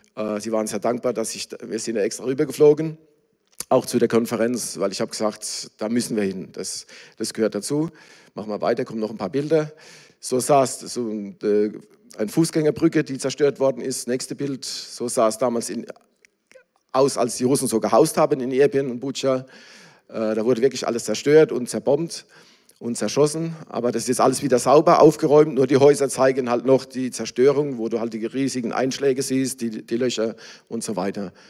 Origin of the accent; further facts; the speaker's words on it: Germany; now in Ukraine; ich bin ja auch Deutscher